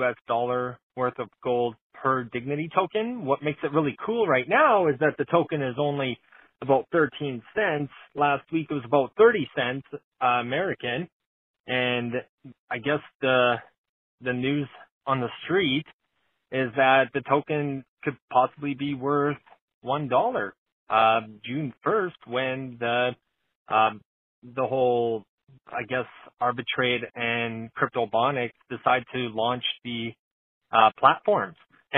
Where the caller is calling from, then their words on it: Calgary, Alberta, Canada; I'm from Calgary, Alberta.